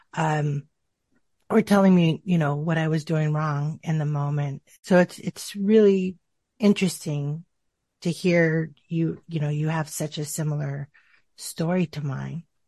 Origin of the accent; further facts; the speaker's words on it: Tucson, Arizona, United States; I grew up in a, in Tucson, Arizona